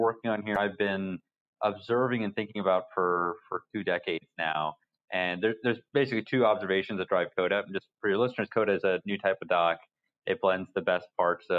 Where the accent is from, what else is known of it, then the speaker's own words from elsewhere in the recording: Yorktown, Virginia, United States; moved away as an adult; also born or lived in Boston; I grew up in Virginia. It's a military town in southeastern Virginia called Yorktown